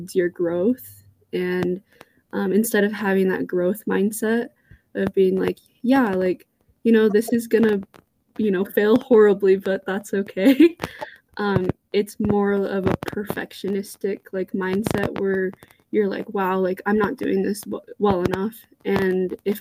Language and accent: English; California, United States; moved away as an adult; now in Utah, United States; I'm from California. I'm out in Utah for school.